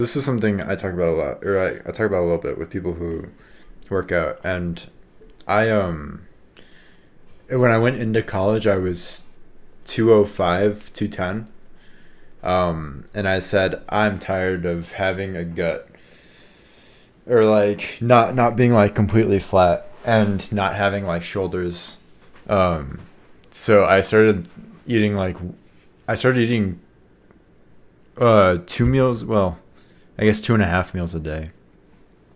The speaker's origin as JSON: {"language": "English", "country": "United States", "said": "I am an American man who has played football for 12 years of my life"}